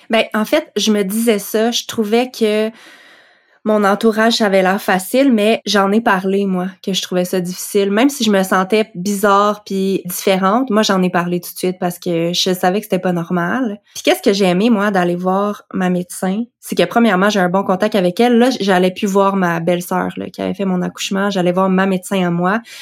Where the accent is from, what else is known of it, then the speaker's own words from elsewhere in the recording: Quebec, Canada; also born or lived in Western Canada; j'ai déménagé de l'Ouest canadien pour revenir au Québec